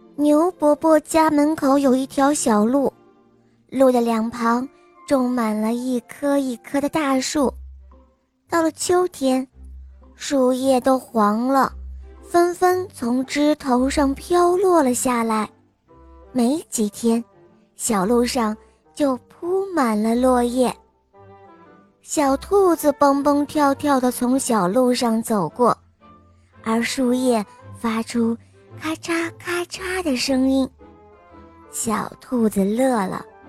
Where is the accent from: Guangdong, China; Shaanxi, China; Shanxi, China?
Shanxi, China; 我今年五岁了。嗯，我来自山西宇阳